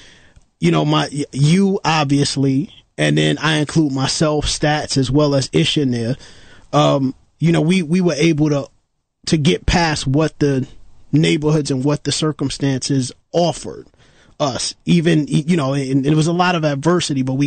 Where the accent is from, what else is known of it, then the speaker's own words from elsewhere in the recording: New York City, New York, United States; I grew up in East New York